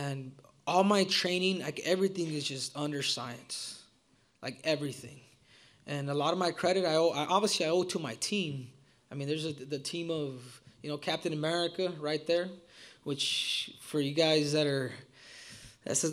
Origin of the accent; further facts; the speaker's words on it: United States; I am an American. But you know, the from Mexican descent